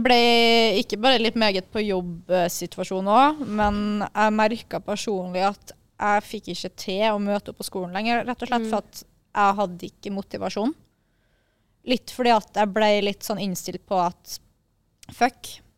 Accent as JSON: {"language": "Norwegian", "town": "Kristiansund", "region": "Møre og Romsdal", "country": "Norway", "tie": "born or raised there", "moved": "yes", "said": "jeg har vært hjemme i Kristiansund"}